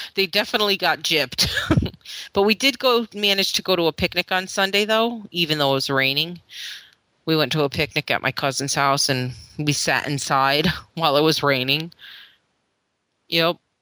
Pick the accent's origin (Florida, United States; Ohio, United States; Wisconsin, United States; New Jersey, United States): Florida, United States; moved away; I'm from Florida